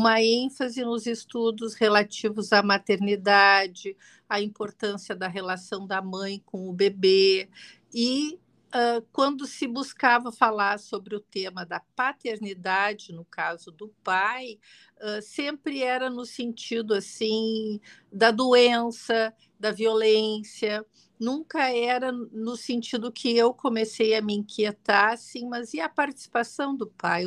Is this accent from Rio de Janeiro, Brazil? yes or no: no; Rio Grande do Sul, Brazil; also born or lived in Porto Alegre; eu sou aqui do Rio Grande do Sul, você, uh, uh, moro em Porto Alegre